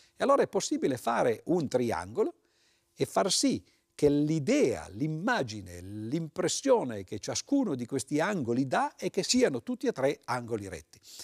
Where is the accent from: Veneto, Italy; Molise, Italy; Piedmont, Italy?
Piedmont, Italy; Turin; io sono di Torino, queste registrazioni avvengono a Torino